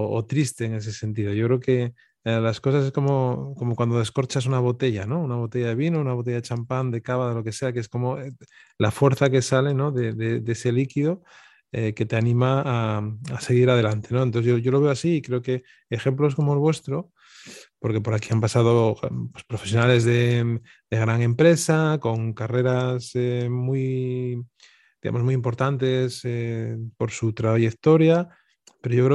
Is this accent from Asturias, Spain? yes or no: yes; Avilés, Asturias, Spain; also born or lived in Oviedo; pero de Avilés, donde, de donde soy